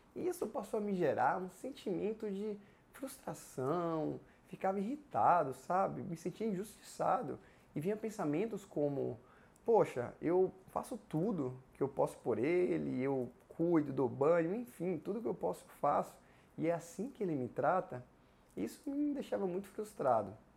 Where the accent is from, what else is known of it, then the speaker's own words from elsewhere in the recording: Ibicaraí, Bahia, Brazil; moved away as an adult; also born or lived in Vitória da Conquista; a minha cidade natal era outra, era Ibicaraí